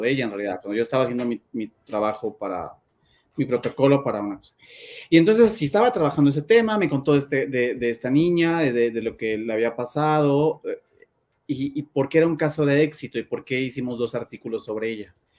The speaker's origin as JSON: {"language": "Spanish", "country": "Mexico"}